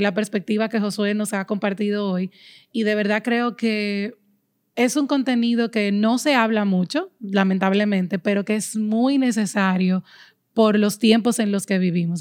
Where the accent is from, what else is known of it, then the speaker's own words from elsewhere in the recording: Dominican Republic; aquí en mi país, República Dominicana